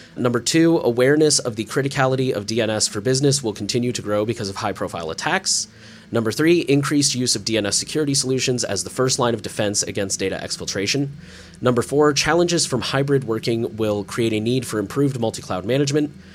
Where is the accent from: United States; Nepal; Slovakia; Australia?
United States; As an American privacy enthusiast